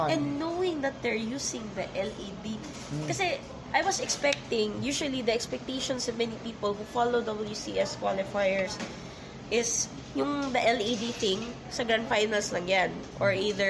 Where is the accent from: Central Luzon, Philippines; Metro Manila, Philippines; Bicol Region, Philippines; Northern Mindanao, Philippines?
Northern Mindanao, Philippines; Cagayan de Oro; my hometown. Yeah. Cagayan de Oro, Cagayan de Oro. Northern Mindanao